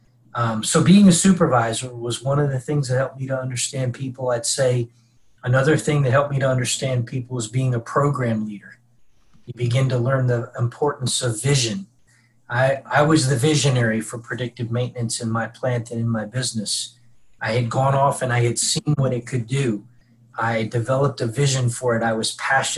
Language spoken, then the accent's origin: English; Mid-Atlantic, United States; moved away as an adult; also born or lived in Tennessee; I grew up in the Mid-Atlantic. I came down to Tennessee